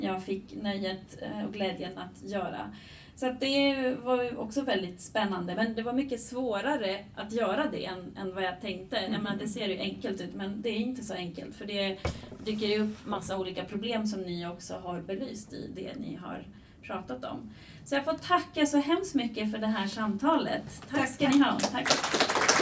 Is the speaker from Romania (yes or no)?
yes; Romania; now in Sweden; jag är född och uppvuxen i Rumänien